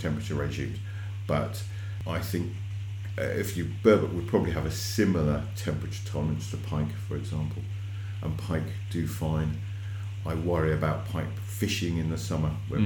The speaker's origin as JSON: {"language": "English", "area": "Devon", "region": "South West England", "country": "United Kingdom", "tie": "born or raised there", "said": "I grew up in Devon, and we had otters on our trout farm way back in the 80s"}